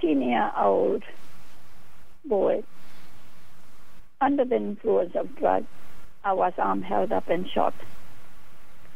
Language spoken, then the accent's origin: English; Fiji; moved away as an adult; now in Australia; My father was an immigrant to Fiji Island, and I am immigrant from my education. I completed teacher's education in Fiji, and I migrated to Australia in 1970.